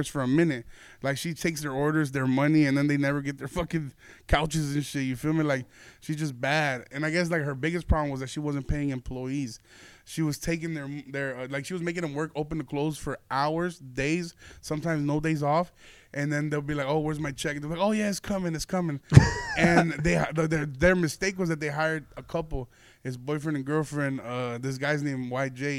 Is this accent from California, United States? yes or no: no; Aurora, Illinois, United States; moved away; there's this furniture back in my hometown.